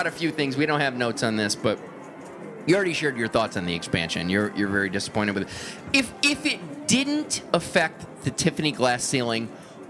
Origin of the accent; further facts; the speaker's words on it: Cleveland, Ohio, United States; also born or lived in Columbus, Ohio; I grew up outside of Cleveland, and to me that was East Coast. We were closest to East. We were in the Eastern time zone.